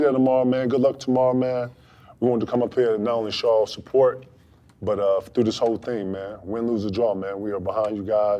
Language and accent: English; the South, United States; I grew up in the South.